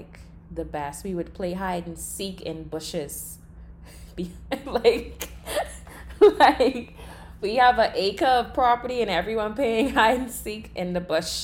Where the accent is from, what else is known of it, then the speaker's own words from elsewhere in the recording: Long Island, Bahamas; I grew up on Long Island. That's an island in the Bahamas, in the central part of the Bahamas